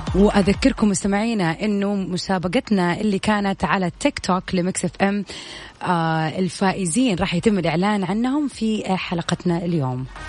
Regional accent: Saudi Arabia

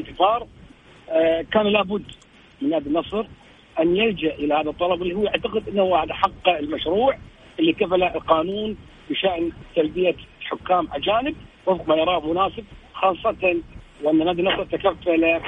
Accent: Kuwait; احنا كذلك ككويتيين كاعلاميين كويتيين

